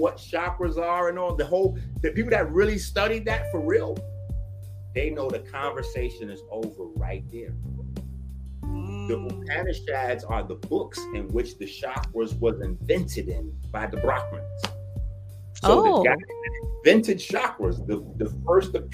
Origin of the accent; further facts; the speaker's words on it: New York City, New York, United States; I'm from the Bronx.